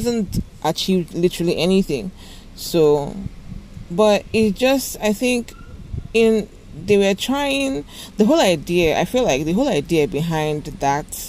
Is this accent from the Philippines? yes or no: no; Nigeria; I'm a Nigerian